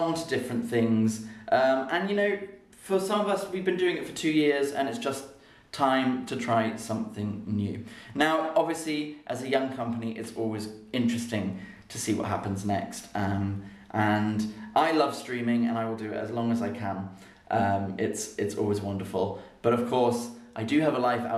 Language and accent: English; London, United Kingdom; moved away as an adult; now in Berlin, Germany; my home city of London